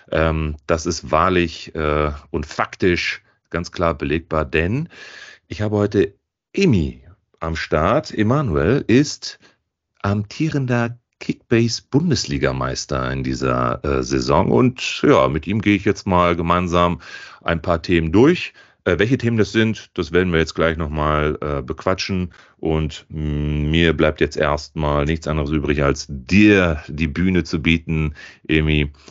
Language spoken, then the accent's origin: German; Italy; Er ist nämlich in meinem Heimatland in Italien.